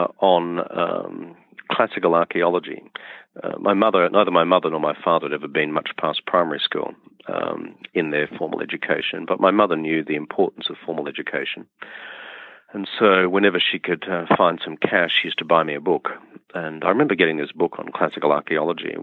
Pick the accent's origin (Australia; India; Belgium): Australia; rural Queensland; I grew up on a share farmer's lot in rural Queensland, which is in northeastern Australia.